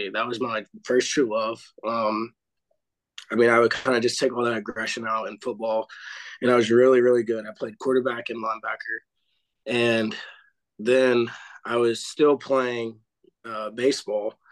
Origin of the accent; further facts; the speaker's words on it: Clarksville, Tennessee, United States; I'm from Clarksville, Tennessee, born and raised